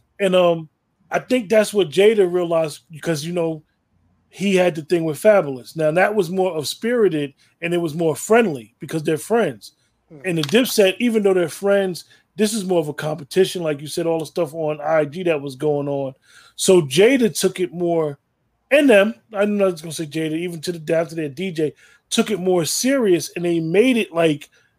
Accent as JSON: {"language": "English", "region": "New York", "country": "United States", "said": "I'm from New York"}